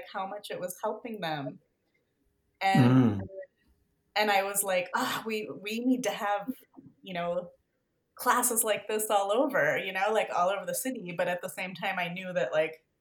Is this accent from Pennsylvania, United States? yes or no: no; a suburb of Denver, Colorado, United States; moved away as an adult; also born or lived in California / Bay Area; now in Denver, United States; I grew up in a suburb, you know, of Denver